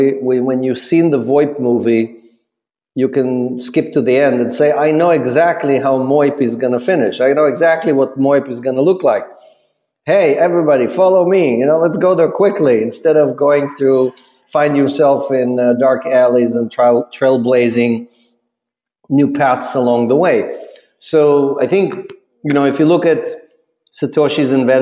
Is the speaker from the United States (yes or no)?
no; Ukraine; moved away; I'm an immigrant from the Ukraine